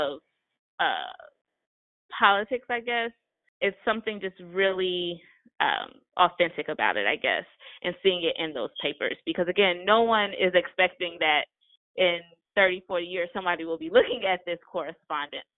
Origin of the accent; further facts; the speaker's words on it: Atlanta, Georgia, United States; So I grew up in Atlanta, but clearly after the reign of Maynard Jackson